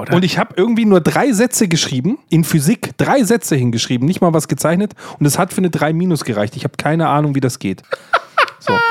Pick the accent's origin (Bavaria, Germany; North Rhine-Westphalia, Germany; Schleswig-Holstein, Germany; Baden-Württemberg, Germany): Bavaria, Germany; ich bin evangelisch und in Bayern aufgewachsen